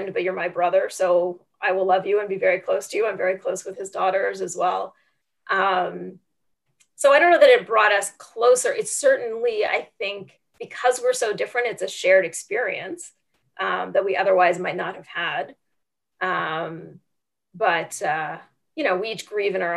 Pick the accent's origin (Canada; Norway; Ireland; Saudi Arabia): Canada; moved away; I am Canadian